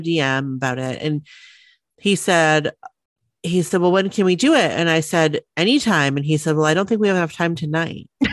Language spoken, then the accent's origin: English; Maine, United States; We're from Maine